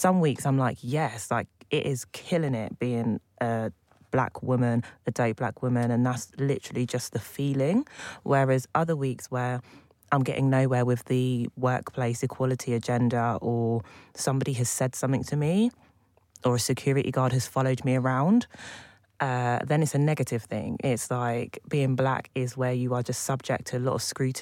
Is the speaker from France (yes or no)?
no; Buckinghamshire, South East England, United Kingdom; I grew up in Buckinghamshire